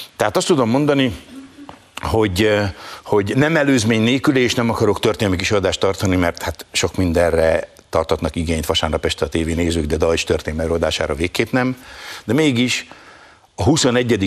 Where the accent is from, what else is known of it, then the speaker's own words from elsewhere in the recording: Hungary; én személyesen magyar zsidóként